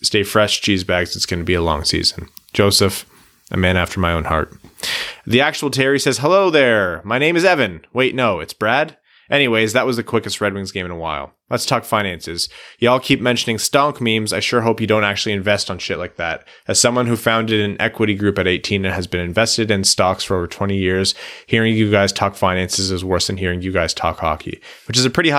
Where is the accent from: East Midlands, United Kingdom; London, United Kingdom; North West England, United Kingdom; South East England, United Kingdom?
South East England, United Kingdom; born there; I was born near Brighton, so they're my default.